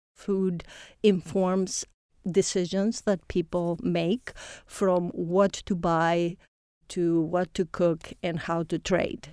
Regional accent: Greece; moved away as an adult; now in Indiana, United States; I come from Greece originally.

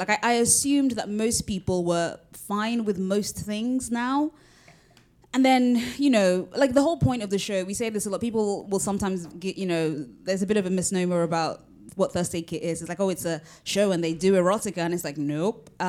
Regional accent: United Kingdom; I am both Nigerian and British

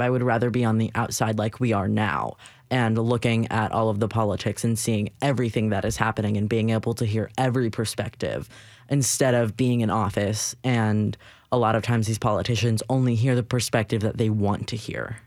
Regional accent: Nashville, Tennessee, United States; growing up in Nashville

